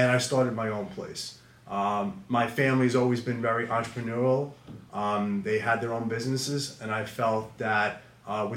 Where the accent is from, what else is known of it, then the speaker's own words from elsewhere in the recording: Smithtown, New York, United States; Born and raised in Smithtown. Been here my whole life, and I love this town.